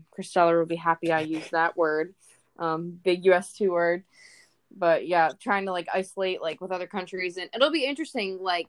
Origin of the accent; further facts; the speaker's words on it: United States; We're all American.